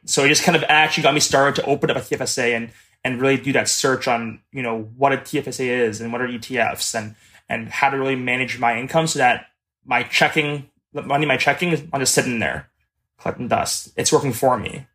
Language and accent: English; Mississauga, Ontario, Canada; I am twenty-five years old, and I am from Mississauga, Ontario.